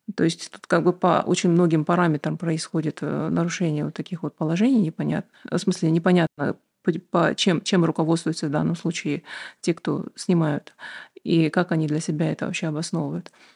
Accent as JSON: {"language": "Russian", "town": "Aktobe", "region": "Aktobe Region", "country": "Kazakhstan", "tie": "born or raised there", "also_born_or_lived": "United States", "said": "я родилась в Актубе, училась в обычной школе, а потом э, поехала в Штаты"}